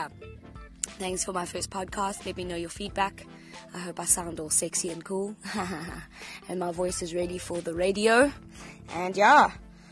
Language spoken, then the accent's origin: English; Cape Town, Western Cape, South Africa; from Cape Town, South Africa.